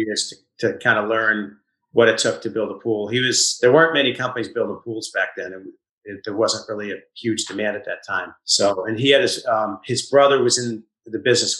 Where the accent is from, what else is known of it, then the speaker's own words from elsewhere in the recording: Easton, Massachusetts, United States; also born or lived in Walpole, Massachusetts; I grew up in Easton, actually in Walpole till I was 7. Then we moved to Easton